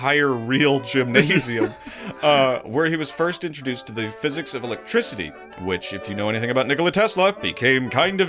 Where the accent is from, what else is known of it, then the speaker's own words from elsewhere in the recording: United States; because I'm an American